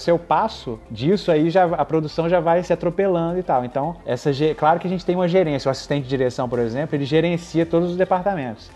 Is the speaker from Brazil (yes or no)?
yes; Belo Horizonte, Minas Gerais, Brazil; moved away as an adult; also born or lived in Vitória, Espírito Santo / São Paulo / Angola / New York; eu sou de Minas. Eu sou de BH